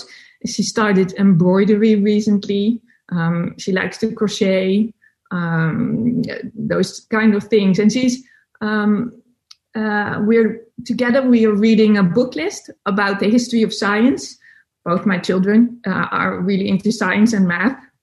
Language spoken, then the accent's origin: English; Netherlands; English is a second language; I'm from the Netherlands. So English is not my first language